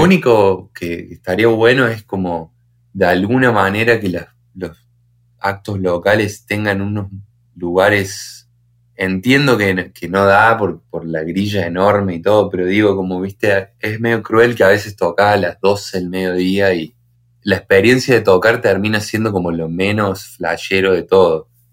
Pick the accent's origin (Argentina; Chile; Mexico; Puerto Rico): Argentina; Río Tercero, Córdoba; somos de Río Tercero, que es un pueblito mini